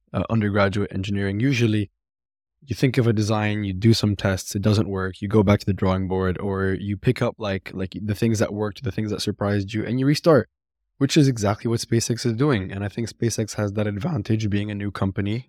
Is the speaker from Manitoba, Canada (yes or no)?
no; Mississauga, Ontario, Canada; my hometown, actually, Mississauga